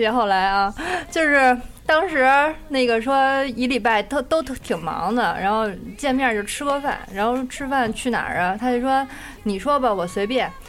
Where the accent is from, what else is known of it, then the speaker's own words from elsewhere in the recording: Beijing, China; 我是北京人